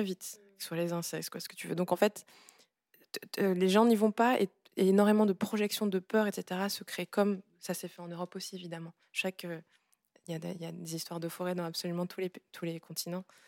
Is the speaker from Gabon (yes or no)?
yes; Gabon; now in France; Je viens du Gabon, qui est un pays de forêt vierge